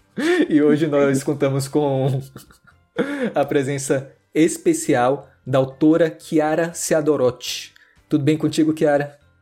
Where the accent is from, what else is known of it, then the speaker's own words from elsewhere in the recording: Salvador, Bahia, Brazil; é da minha terra Salvador, de Salvador